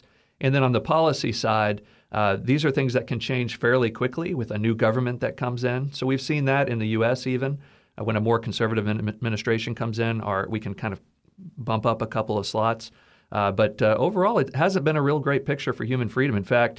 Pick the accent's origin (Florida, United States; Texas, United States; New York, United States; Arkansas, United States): Texas, United States; And that was just really appealing to me as a kind of a patriotic American growing up in Texas.